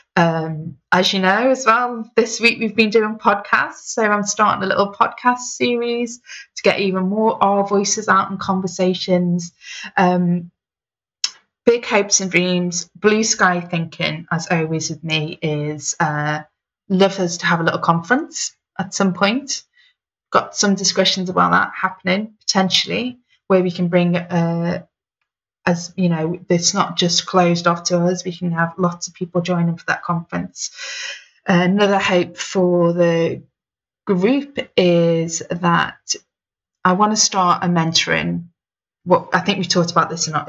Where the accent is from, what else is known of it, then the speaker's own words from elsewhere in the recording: Liverpool, North West England, United Kingdom; moved away; I'm originally from Liverpool.